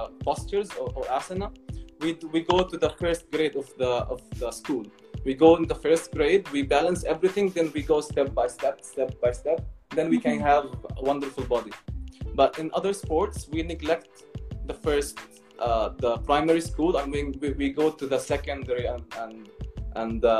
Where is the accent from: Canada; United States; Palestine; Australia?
Palestine; I was raised in Palestine that I'm a Palestinian